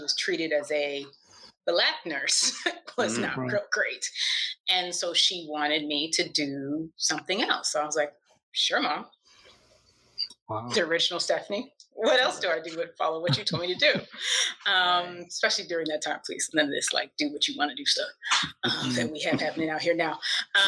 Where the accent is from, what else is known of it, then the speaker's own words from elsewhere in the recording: Texas, United States; born there; also born or lived in Maryland; So I grew up in lots of different places. I am actually a military brat.